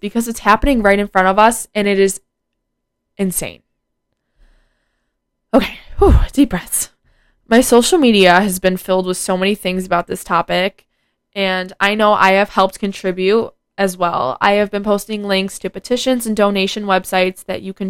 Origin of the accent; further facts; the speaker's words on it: United States; it's kind of embarrassing being an American right now